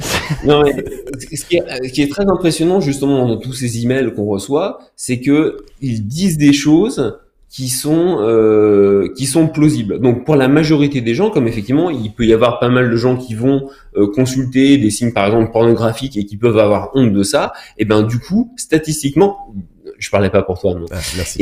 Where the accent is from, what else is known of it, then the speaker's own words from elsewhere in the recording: France; je suis français